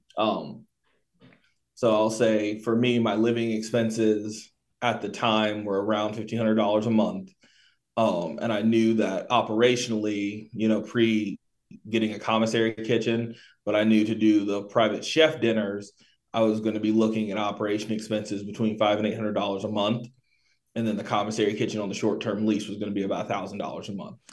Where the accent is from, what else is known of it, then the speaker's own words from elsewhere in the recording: Tampa, Florida, United States; moved away as an adult; also born or lived in Pensacola, Florida / North Carolina; now in Triad area, North Carolina, United States; I was born in Pensacola, Florida, uh, raised pretty much primarily in Tampa